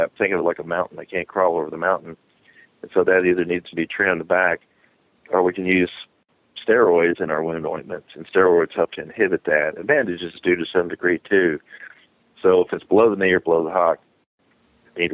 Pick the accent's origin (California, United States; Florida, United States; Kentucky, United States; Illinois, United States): Kentucky, United States; Bardstown; I'm from Bardstown, Kentucky, which is, about 60 miles west of Lexington